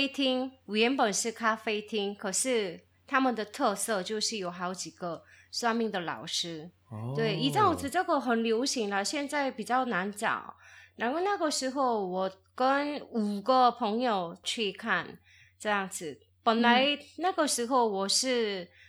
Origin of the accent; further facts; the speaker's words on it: South Korea; moved away; 我是从韩国来的